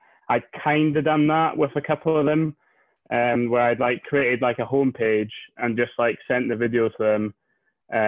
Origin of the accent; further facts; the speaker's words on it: Scotland, United Kingdom; also born or lived in Inverness; I live in Inverness, which is way up the north end of Scotland